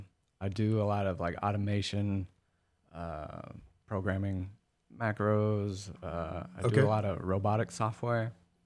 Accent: Oklahoma City, Oklahoma, United States; South OKC.

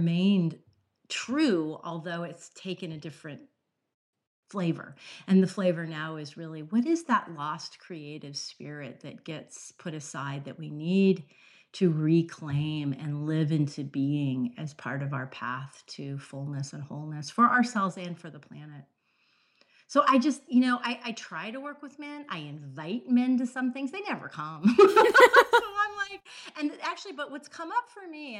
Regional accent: South Florida, United States; my family's from Southern Indiana and I was raised in South Florida

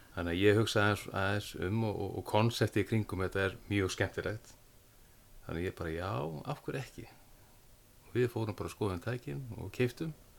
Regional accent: Mýrar, Western Region, Iceland; ég fættur uppalega vestur á Mýrum

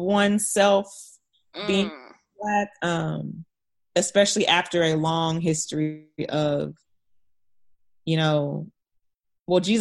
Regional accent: United States; I'm American

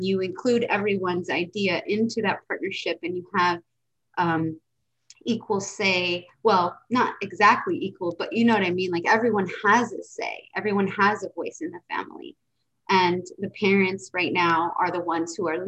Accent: United States; also born or lived in West Coast / East Coast; I was raised in America with the standard American diet

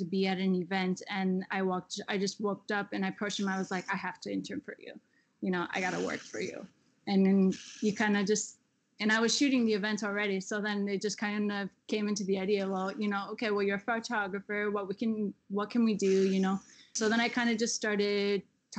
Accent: Michigan, United States; also born or lived in Florida; now in Berlin, Germany; everything reminds me of Michigan.

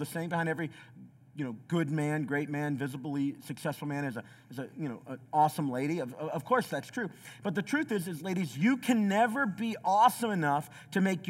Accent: southeast Tennessee, United States; also born or lived in Chicago; I grew up in the southeast of Tennessee. I was born in Chicago, southeast Tennessee

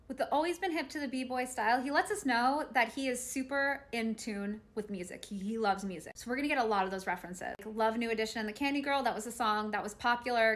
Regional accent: New York, United States; I'm a songwriter from New York

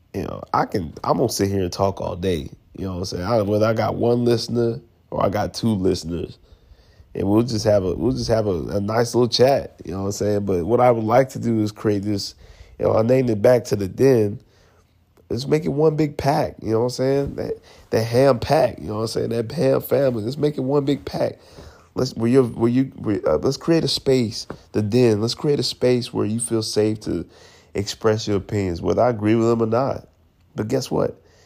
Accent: Atlanta, Georgia, United States; moved away as an adult; also born or lived in Buffalo, New York; now in Virginia, United States; I'm originally from Atlanta, Georgia

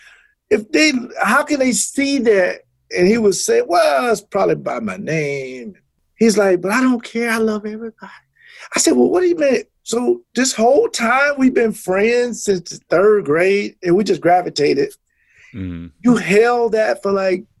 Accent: Jacksonville, Florida, United States; moved away as an adult; now in Wisconsin, United States; I'm from Jacksonville, Florida

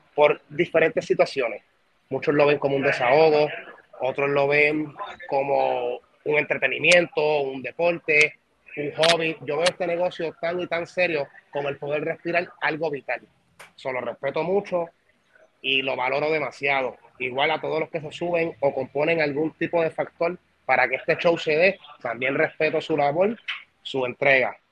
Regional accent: Puerto Rico; conozco el negocio en mi tierrita

